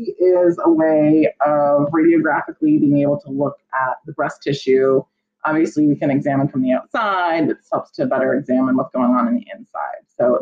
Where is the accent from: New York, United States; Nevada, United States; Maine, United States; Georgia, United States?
Maine, United States; southern; moved away as an adult; now in Vineland, United States; I grew up in Maine. I'm from a pretty rural town in southern Maine, about a half hour from Portland. And I grew up as a farm kid. My parents had a flower business.